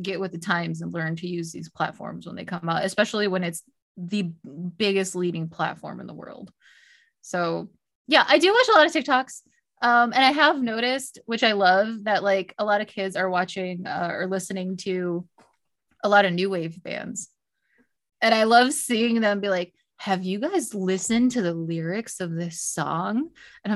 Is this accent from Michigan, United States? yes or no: yes; near Detroit, Michigan, United States; I grew up near Detroit